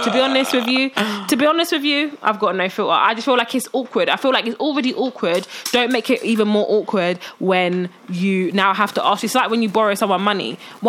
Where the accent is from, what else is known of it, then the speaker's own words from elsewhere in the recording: Nigeria; so even as an Nigerian, you know, that's not even an excuse.